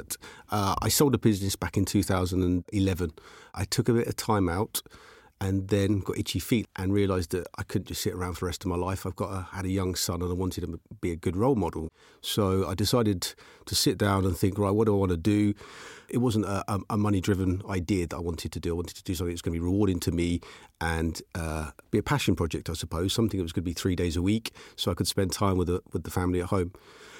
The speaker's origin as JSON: {"language": "English", "town": "Aylesbury", "region": "South East England", "country": "United Kingdom", "tie": "born or raised there", "also_born_or_lived": "Chesham", "said": "Okay, so I was brought up and raised in Chesham. At the age of five, moved to Aylesbury and just had a normal working class background."}